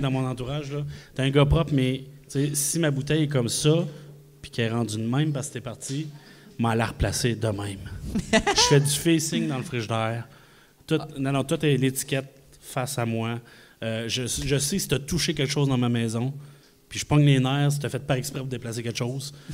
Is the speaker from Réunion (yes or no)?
no; Quebec City, Quebec, Canada; Moi, je suis de Québec